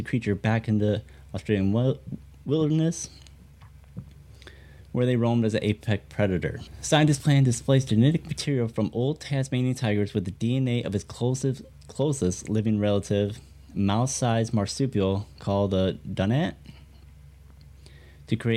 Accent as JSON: {"language": "English", "region": "Michigan", "country": "United States", "tie": "born or raised there", "said": "back to my home state of Michigan"}